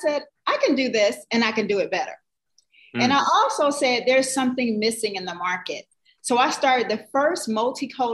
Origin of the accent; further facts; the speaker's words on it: New Jersey, United States; now in Atlanta, United States; I'm from New Jersey